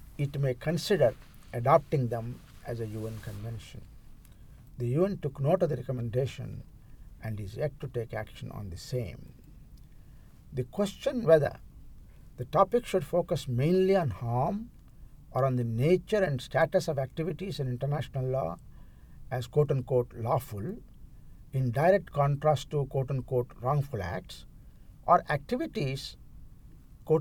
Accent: India; I am from India

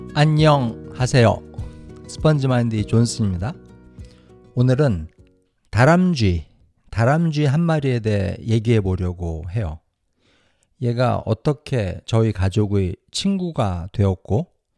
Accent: South Korea; now in United States; 저랑 제 와이프는 100% 한국 사람이에요.

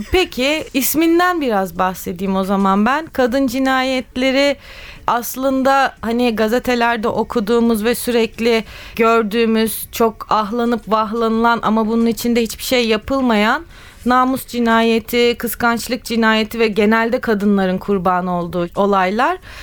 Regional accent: Istanbul, Turkey; ben doğma büyüme Kadıköylüyüm

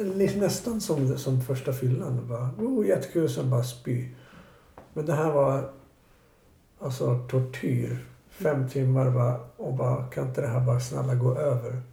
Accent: Stockholm, Stockholm County, Sweden; also born or lived in Bromma; Jag är född på Sabbatsbergs sjukhus som ligger typ precis vid Vasaparken

